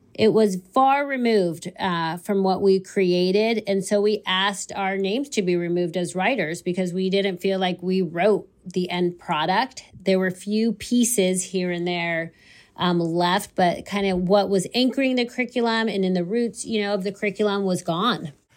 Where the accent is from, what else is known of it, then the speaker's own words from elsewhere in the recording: United States; I am American. and I'm Palestinian